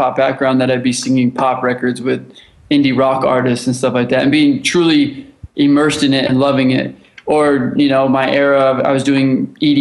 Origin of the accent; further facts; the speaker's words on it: Los Angeles, California, United States; I grew up in Los Angeles. I grew up here